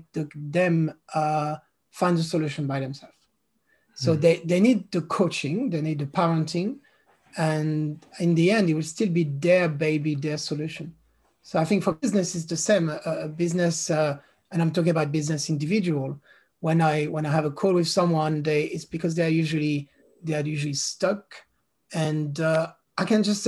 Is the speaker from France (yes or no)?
yes; France; first language French; English is a second language; moved away as an adult; now in London, United Kingdom; I'm a Londoner for the past 17 years, and I'm French, but based in London